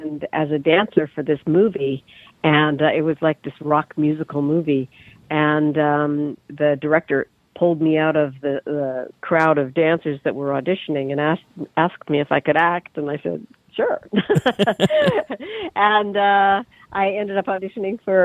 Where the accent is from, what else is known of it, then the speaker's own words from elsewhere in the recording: Canada; moved away as an adult; also born or lived in London, England; now in New York, United States; I'm Canadian originally